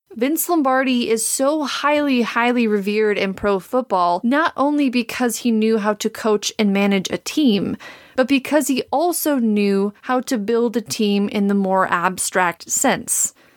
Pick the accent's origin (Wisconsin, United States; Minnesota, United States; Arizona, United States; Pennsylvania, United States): Wisconsin, United States; Green Bay; I'm a native of Green Bay, Wisconsin